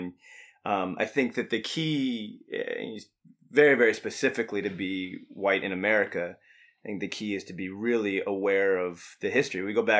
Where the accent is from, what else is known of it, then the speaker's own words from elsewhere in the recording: New York, United States; So I grew up in New York during the 90s, and those red colors, man, Michael killed us way too many times.